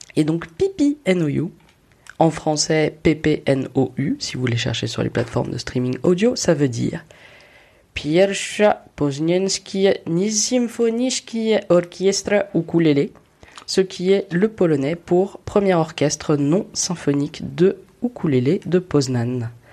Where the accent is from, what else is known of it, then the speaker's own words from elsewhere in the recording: Paris, Île-de-France, France; je suis une Parisienne privilégiée, qui n'habite pas très loin des Trois Baudets